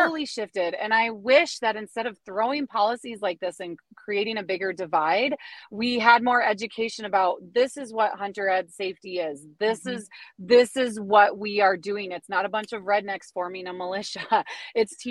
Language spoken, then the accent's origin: English; Milwaukee, Wisconsin, United States; moved away as an adult; now in Wyoming, United States; I'm originally from Milwaukee